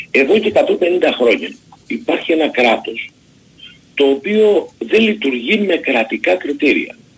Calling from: Nikaia, Attica, Greece; από Νίκαια

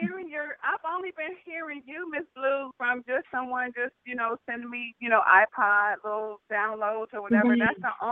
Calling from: Ohio, United States; And I am calling from Ohio, home

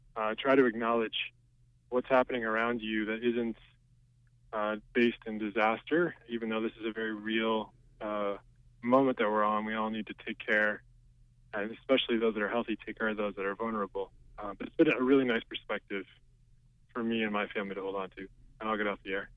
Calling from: Brooks, Maine, United States; I'm calling from Brooks

